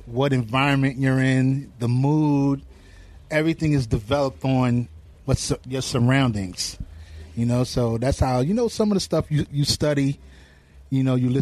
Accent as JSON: {"language": "English", "town": "New York City", "region": "New York", "country": "United States", "tie": "born or raised there", "said": "growing up in Hollis"}